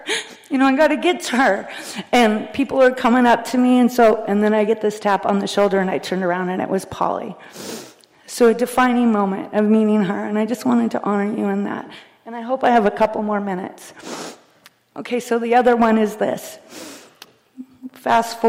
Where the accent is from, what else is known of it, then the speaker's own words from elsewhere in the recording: Bellingham, Washington, United States; I'm from Bellingham, Washington.